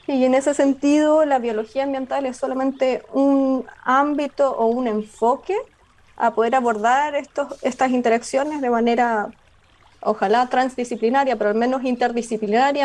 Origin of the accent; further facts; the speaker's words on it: Osorno, Los Lagos, Chile; soy nacida y criada en Osorno, en la región de los lagos